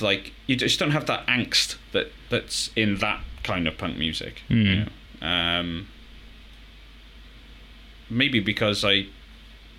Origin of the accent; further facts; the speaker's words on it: Abergavenny, Wales, United Kingdom; also born or lived in Newport; now in Cardiff, United Kingdom; I moved from Abergavenny when I was 16, lived in Newport for 8 years